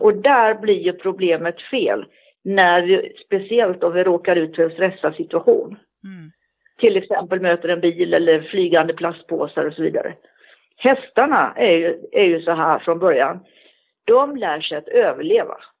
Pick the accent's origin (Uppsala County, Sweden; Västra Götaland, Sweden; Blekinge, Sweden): Västra Götaland, Sweden; Gothenburg; moved away; also born or lived in Stockholm; jag är född i Göteborg och jag har gått på ridskola i Göteborg